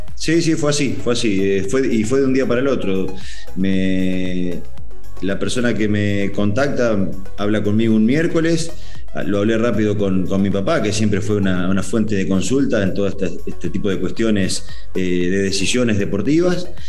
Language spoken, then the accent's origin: Spanish; Argentina; moved away as an adult; now in Mexico; estar en algunas convocatorias de la selección argentina